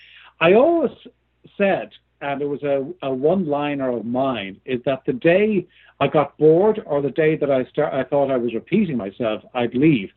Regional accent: Ireland; moved away; I was born and lived in Ireland for many years. There's probably a bit of a hint there by both my accent

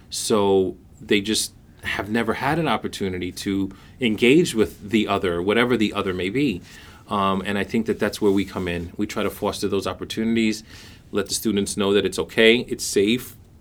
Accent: New York City, New York, United States; I was born and raised in Brooklyn, New York

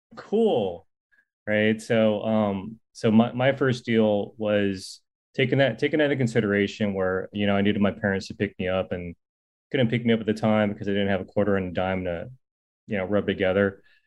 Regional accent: Silicon Valley, California, United States; I'm from the Silicon Valley before it was Silicon Valley.

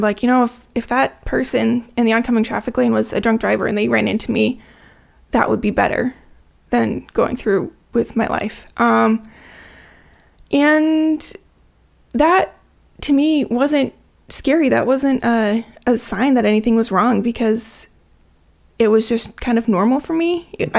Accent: Nebraska, United States; also born or lived in Washington; I grew up in Nebraska and Washington State, kind of split between the two.

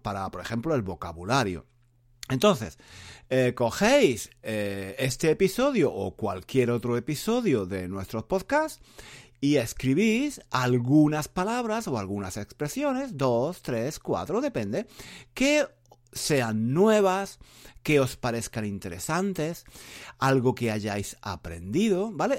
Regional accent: Spain; first language Spanish; yo, que, soy español.

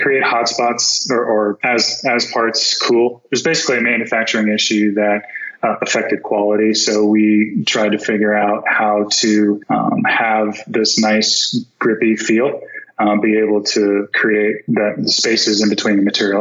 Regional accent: Florida, United States; I'm from Florida

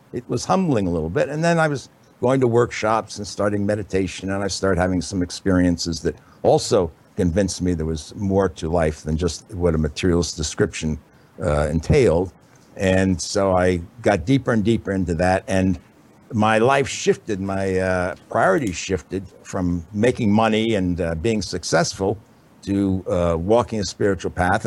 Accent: New York City, New York, United States; I was born in New York City, as you can probably tell by my accent. And when I was growing up, it was in the late 50s

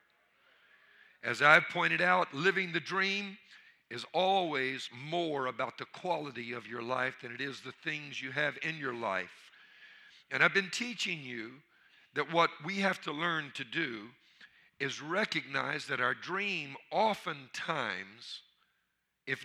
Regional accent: Louisiana, United States; I'm from Louisiana

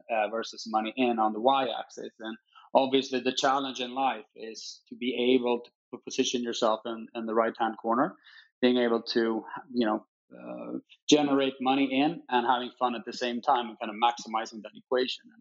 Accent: Stockholm, Stockholm County, Sweden; Obviously, it, uh, it's a it's a great city, and, and we're a small country, but uh, very fortunate in kind of being able to to to grow up here

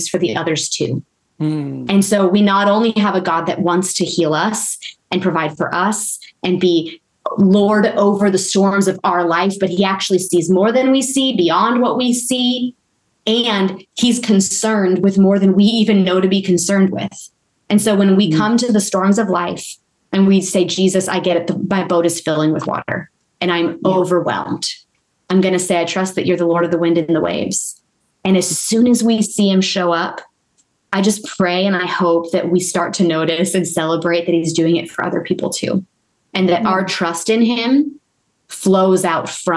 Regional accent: Texas, United States; I grew up in Texas. I still say y'all.

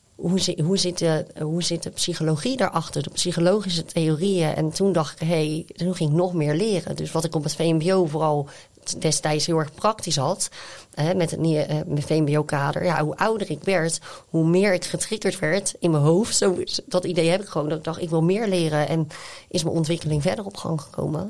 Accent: Zevenhuizen, South Holland, Netherlands; Ik kom zelf dan uit Zevenhuizen

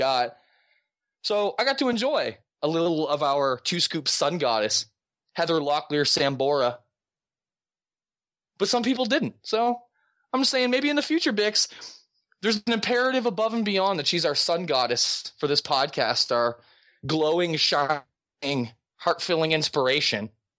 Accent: Halifax, Nova Scotia, Canada; I grew up in Halifax, Nova Scotia.

